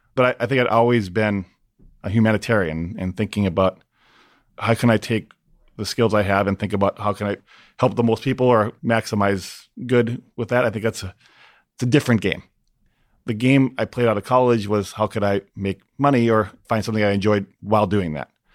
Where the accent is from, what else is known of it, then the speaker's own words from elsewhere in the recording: Minneapolis, Minnesota, United States; my hometown in Minneapolis